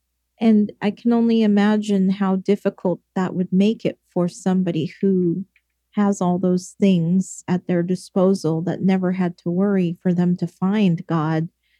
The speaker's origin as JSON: {"language": "English", "region": "England", "country": "United Kingdom", "moved": "yes", "said": "because I come from England"}